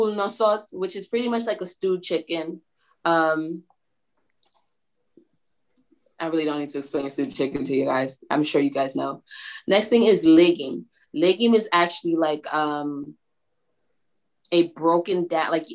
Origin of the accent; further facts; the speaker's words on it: New York, United States; I'm from New York